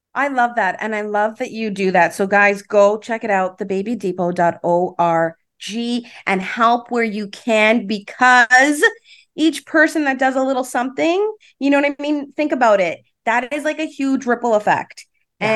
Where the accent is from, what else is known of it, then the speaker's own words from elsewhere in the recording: Toronto, Ontario, Canada; I grew up in Rexdale, okay. so Islington and Albion area